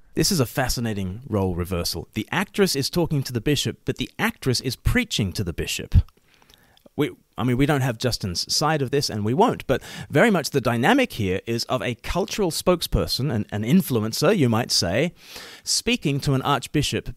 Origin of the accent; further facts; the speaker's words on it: Australia; moved away; I myself am an ordained minister in the Church of England, but I'm Australian